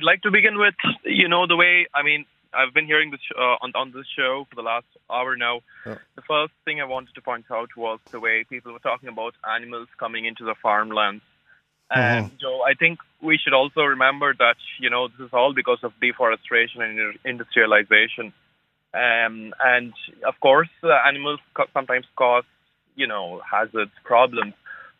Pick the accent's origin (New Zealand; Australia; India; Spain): India; now in Sligo, Ireland